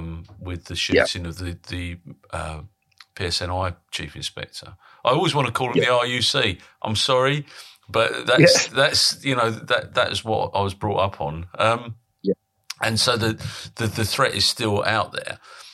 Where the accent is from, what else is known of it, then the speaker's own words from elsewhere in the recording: Colchester, East of England, United Kingdom; Yeah, I mean, my dad was in the army, as I said before in other podcasts, so we grew up in Colchester, so...